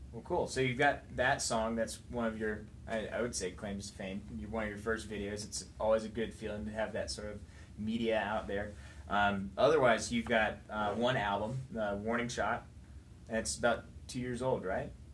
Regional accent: High Point, North Carolina, United States; also born or lived in South Central Tennessee; I'm from High Point.

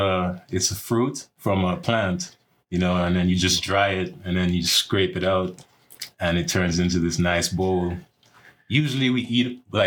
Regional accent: Antigua & Barbuda; moved away as an adult; also born or lived in Texas; now in Colorado, United States; I'm originally from Antigua. That's an island in the Caribbean. So, yeah, and I moved out here for school. And then, you know, I just figured I'd move to Colorado because, you know, it's so nice out here.

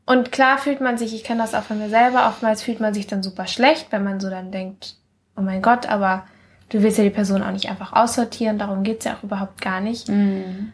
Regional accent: Mallorca, Balearic Islands, Spain; now in Germany; als ich von Mallorca nach, äh, also von Mallorca weggezogen bin, wo ich aufgewachsen bin, nach Deutschland

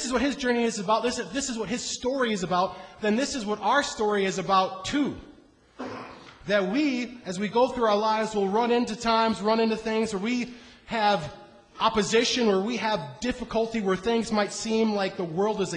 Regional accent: Iowa, United States; I grew up in Iowa.

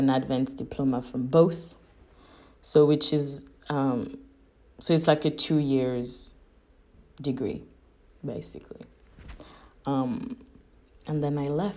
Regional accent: Paris, Île-de-France, France; English is a second language; also born or lived in Sydney, Australia; now in Budapest, Hungary; I'm from Paris

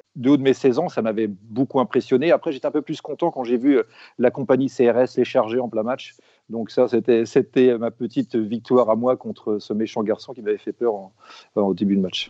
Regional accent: Rennes, Brittany, France; je suis né à Rennes, à Feu euh, l'Hôtel Dieu.

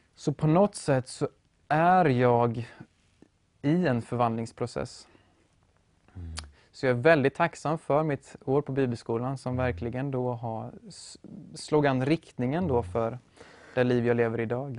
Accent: Motala, Östergötland, Sweden; also born or lived in Uppsala; now in Norrköping, Sweden; född och uppvuxen i Motala

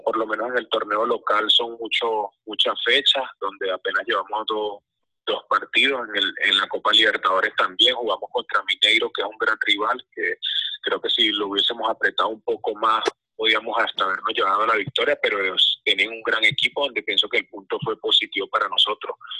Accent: Venezuela; nosotros como país, como fútbol venezolano

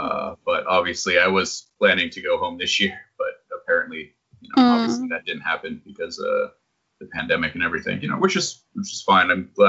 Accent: New Hampshire, United States; moved away as an adult; also born or lived in Boston; now in Japan; I was born and raised in New Hampshire. I spent about 5 years living in Boston. And then after that, I moved to Japan back in 2012.

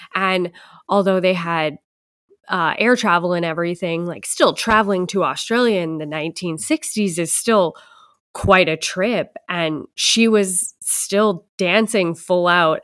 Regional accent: Winnipeg, Manitoba, Canada; I'm from Winnipeg, Canada, we have the Royal Winnipeg Ballet here

